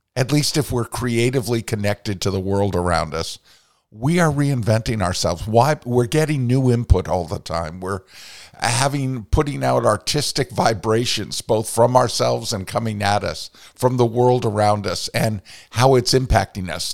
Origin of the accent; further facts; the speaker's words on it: Vermont, United States; growing up and encountering Maria Von Trapp in my home state of Vermont